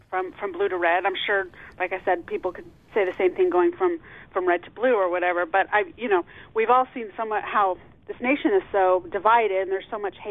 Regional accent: San Diego, California, United States; moved away as an adult; now in Terre Haute, United States; I was raised in San Diego

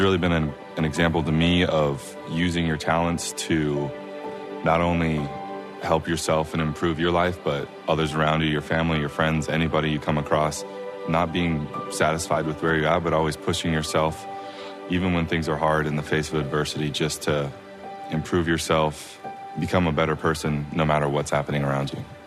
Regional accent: Provo, Utah, United States; I am from Provo, Utah

